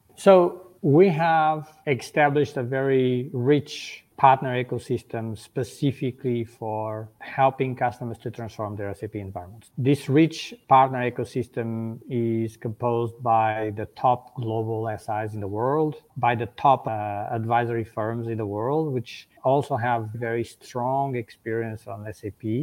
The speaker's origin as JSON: {"language": "English", "country": "Portugal", "moved": "as an adult", "lives_now": "Germany", "said": "I live in Germany. I'm originally from Portugal"}